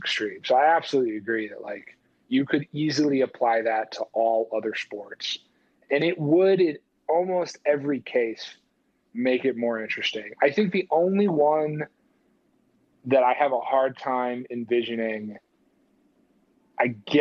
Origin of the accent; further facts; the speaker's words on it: United States; I was a kid growing up in America